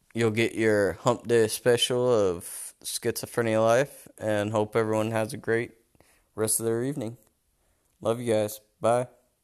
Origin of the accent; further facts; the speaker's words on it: North Carolina, Alaska, United States; moved away as an adult; now in Germany; I was born and raised in North Carolina, and then grew grew up and went to high school in Alaska